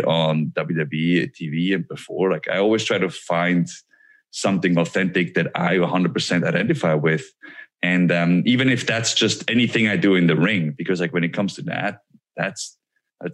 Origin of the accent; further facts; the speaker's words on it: Switzerland; moved away; I'm a kid from Switzerland that wanted to be a pro wrestler. And like wrestling is not big in Switzerland